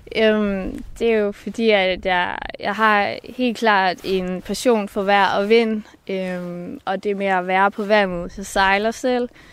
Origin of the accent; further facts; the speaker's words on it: Marstal, Southern Denmark, Denmark; nu er jeg født i Marstal på Ærø, nede i det sydfynske